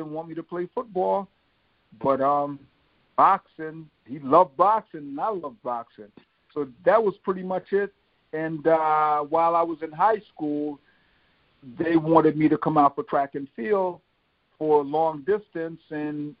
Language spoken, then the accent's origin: English; Philadelphia, Pennsylvania, United States; also born or lived in Jamaica; growing up in Southwest Philadelphia, a lot of the guys I grew up with, we were like brothers